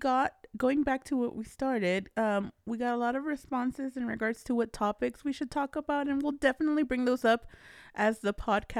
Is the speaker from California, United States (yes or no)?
yes; San Fernando Valley, California, United States; By the way, we're originally from the San Fernando Valley.